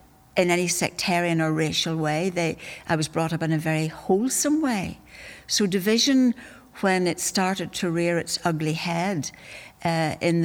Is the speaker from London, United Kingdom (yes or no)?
no; Belfast, Northern Ireland, United Kingdom; I grew up in North Belfast.